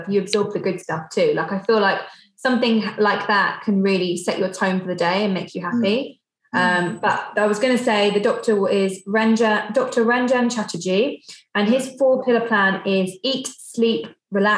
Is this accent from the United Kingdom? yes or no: yes; United Kingdom; being like British